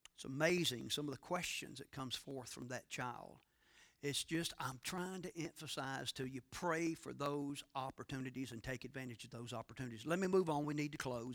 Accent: North Carolina, United States; I grew up in the Satsapahal Evangelical Friends Church on the outskirts of Satsapahal, North Carolina

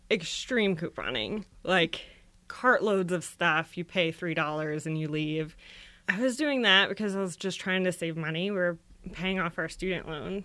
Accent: Florida, United States; I grew up in Florida

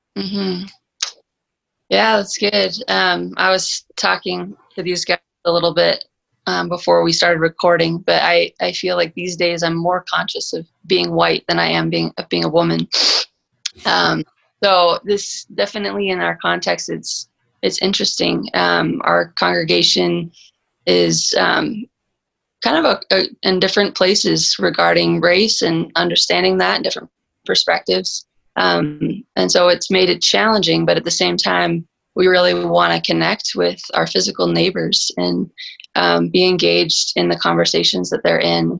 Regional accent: Texas, United States; moved away as an adult; now in Colorado Springs, United States; I'm originally from Texas, but moved out here almost two years ago

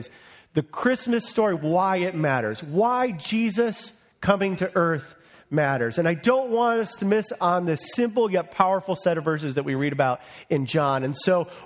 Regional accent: United States; I was born in America under the flourishing economy of President Ronald Reagan

